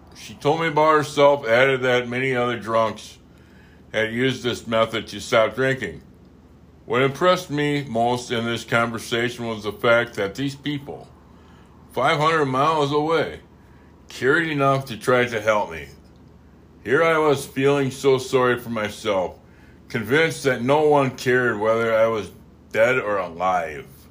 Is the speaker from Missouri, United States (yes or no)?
no; Wisconsin, United States; I'm from, uh, I'm from Wisconsin, but I'm also French